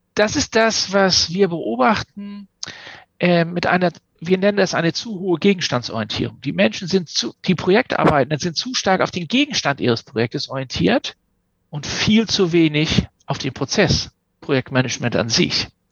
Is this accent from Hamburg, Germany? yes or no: yes; Hamburg or near Hamburg, Germany; accent: North German; also born or lived in Kiel / Glasgow; ich spreche Norddeutsch und das ist auch so, weil ich komme von hier komme aus Hamburg oder aus der Nähe von Hamburg